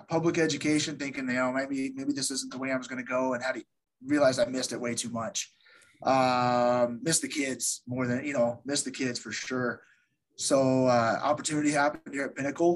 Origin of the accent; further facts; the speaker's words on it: Iowa, United States; born, raised in Iowa. Small town Iowa